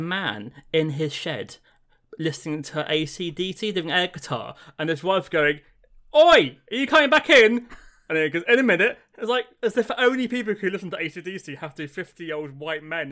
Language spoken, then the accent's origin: English; England, United Kingdom; I'm English